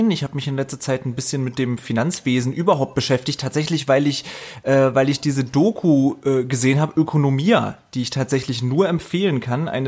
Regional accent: Rostock, Mecklenburg-Vorpommern, Germany; now in Potsdam, Germany; Ich wohne mittlerweile äh, ja in Potsdam, also bei Berlin. Aber ich, ich komme aus Rostock. Ich bin in Rostock aufgewachsen und geboren und so weiter.

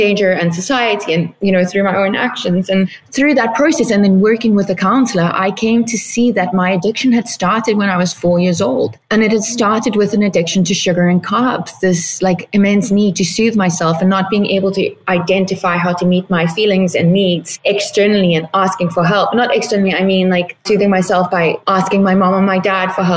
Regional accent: South Africa; moved away as an adult; now in Palm Springs, United States; I am originally from South Africa, but currently living in Palm Springs, California.

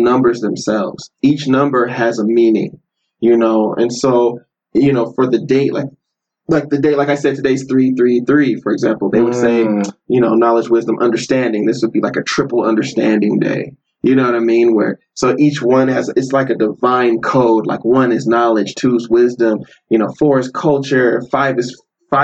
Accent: Denver, Colorado, United States; I grew up in Denver.

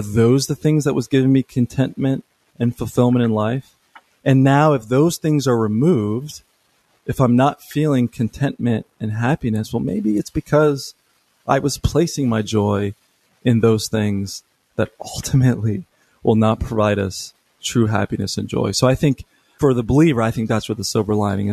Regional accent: United States; this just comes from being an American

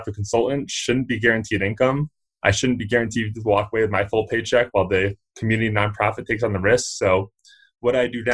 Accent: Connecticut, United States; now in Fort Collins, United States; So I'm actually originally from the East Coast. I come from Connecticut

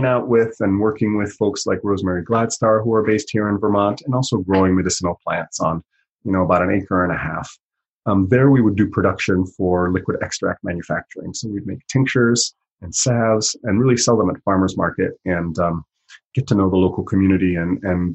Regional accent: Italy; now in United States; I grew up in Europe and spent a lot of time in the Alps in Italy

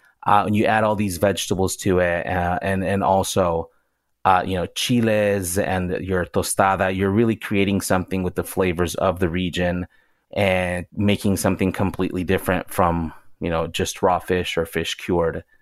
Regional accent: Yucatán, Mexico; now in Los Angeles, United States; growing up in Yucatan

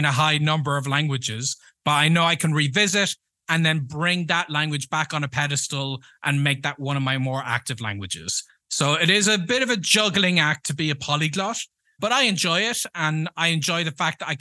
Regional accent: Ireland; first language English; moved away; also born or lived in United States; We don't have that in Ireland

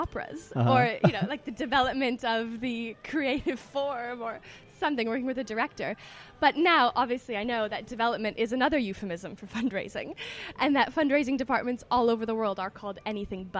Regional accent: Toronto, Ontario, Canada; moved away as an adult; also born or lived in New York, United States; now in London, United Kingdom; I'm from Toronto originally, I'm a Canadian.

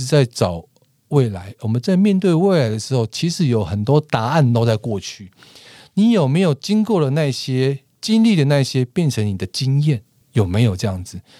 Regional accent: Taiwan; 我们台湾人其实很喜欢看电影

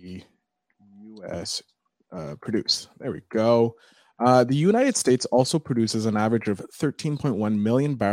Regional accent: Canada; I'm a Canadian.

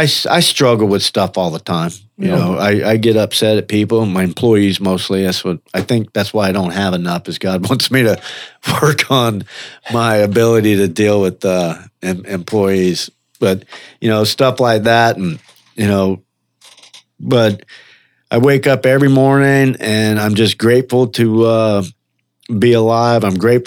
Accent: Orlando, Florida, United States; I do my testimony in prison sometimes and I say, yeah, I'm a drunk from Orlando.

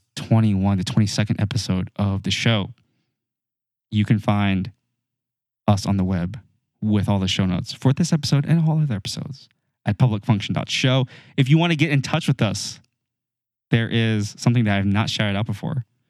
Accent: United States; we're dumb Americans

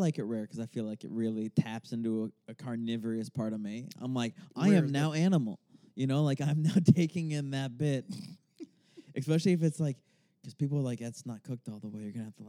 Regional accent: Arizona, United States; I'm from Arizona.

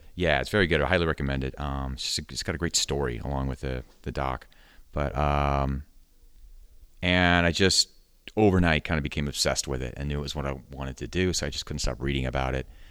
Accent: Sacramento, California, United States; moved away as an adult; now in San Francisco, United States; I grew up in Sacramento

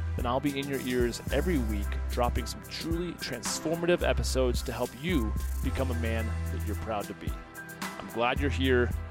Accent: United States; being an American and an entrepreneur

